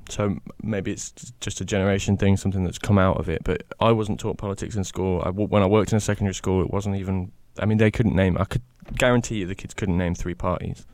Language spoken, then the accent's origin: English; the Midlands, England, United Kingdom; I'm from the Midlands